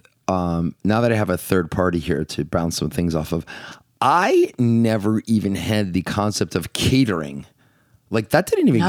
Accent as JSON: {"language": "English", "region": "Northeast", "country": "United States", "said": "So we're from the Northeast"}